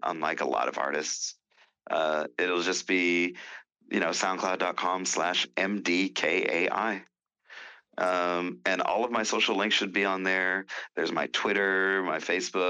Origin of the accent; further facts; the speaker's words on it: Texas, United States; now in California, United States; I was born in Texas